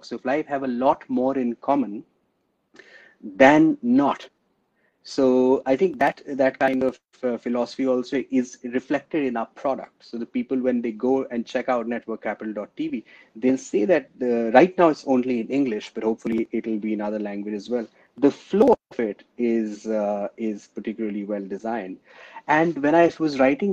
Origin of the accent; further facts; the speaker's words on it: India; now in London, United Kingdom; As an Indian